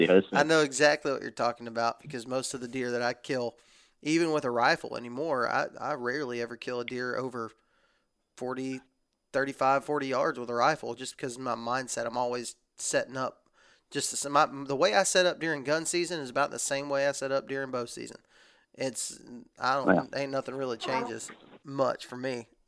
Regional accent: Texas, United States; now in Alabama, United States; This is just how I was raised in the South. I was raised in Texas, and our rifle season is long. And then I moved to Alabama.

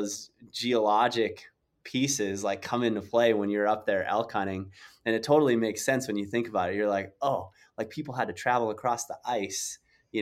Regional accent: South Dakota, United States; I grew up in South Dakota

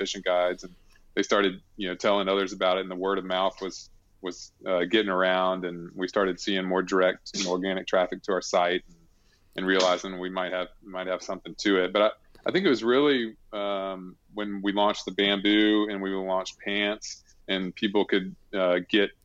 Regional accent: Alabama, United States; I grew up in Alabama

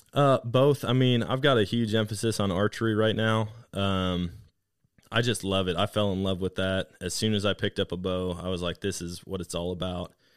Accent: Wisconsin, United States; now in Missouri, United States; growing up in Wisconsin

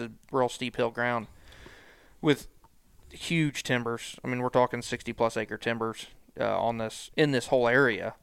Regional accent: Lexington, Missouri, United States; moved away as an adult; also born or lived in Liberty, Missouri; I'm from Lexington, Missouri, born and raised there

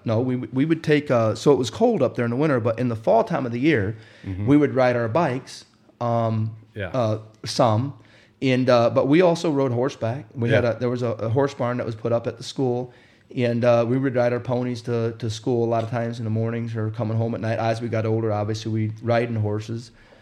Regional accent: Wisconsin, United States; also born or lived in Indiana; Well, I grew up in Wisconsin, or I was born in Indiana, and we moved to Wisconsin when I was 5 years old.

